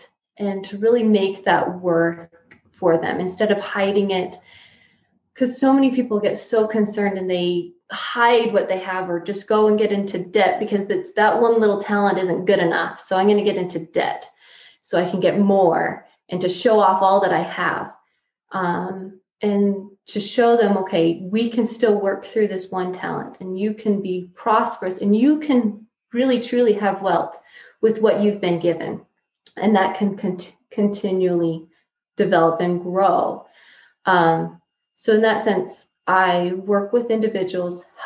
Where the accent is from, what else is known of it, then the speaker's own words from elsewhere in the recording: Price, Utah, United States; moved away as an adult; also born or lived in Tucson, Arizona / Casper, Wyoming; I was actually born and raised in Price, but we've traveled all over the place for school and work.